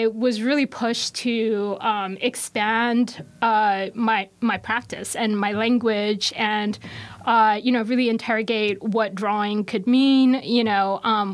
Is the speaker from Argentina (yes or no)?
no; Hong Kong; now in Baltimore, United States; I'm from Hong Kong originally